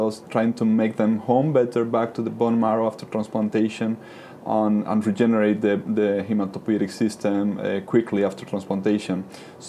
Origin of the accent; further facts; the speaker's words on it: Spain; moved away as an adult; also born or lived in New York, United States / Madrid, Spain; now in Cambridge, United Kingdom; I grew up in Spain